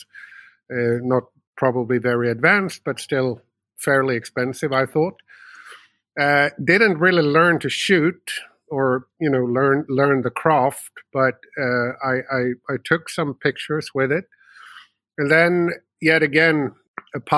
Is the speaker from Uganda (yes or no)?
no; Uppsala, Uppsala County, Sweden; also born or lived in United States; born and raised in Sweden, although I had a few years over in America and been moving around a little bit, but always sort of found my way back to my hometown, which is Uppsala, Sweden